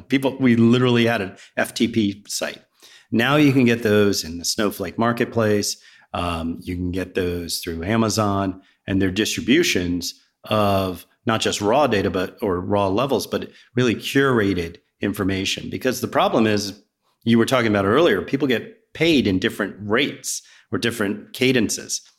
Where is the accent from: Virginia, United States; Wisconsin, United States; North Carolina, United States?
Virginia, United States; also born or lived in Riverside, New Jersey / New Jersey; now in Roswell, United States; I was born in a small, small town called Riverside, New Jersey. It's where my grandparents lived. And then I grew up in Virginia